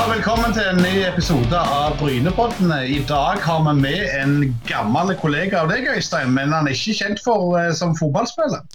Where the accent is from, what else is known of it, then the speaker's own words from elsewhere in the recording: Sandnes, Rogaland, Norway; Jeg vokste opp på Gandal